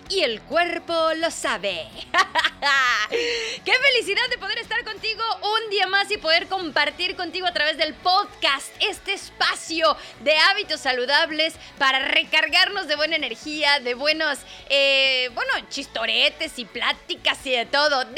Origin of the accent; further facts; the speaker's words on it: Mexico; accent: Mexican; me dijeron que ya estoy hablando como que muy española, que extrañan mi acento mexicano.